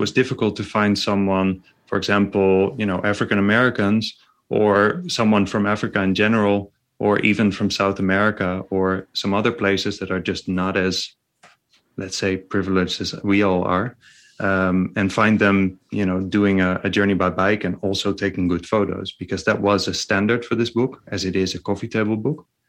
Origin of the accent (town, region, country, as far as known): near North Holland, Netherlands; born or raised there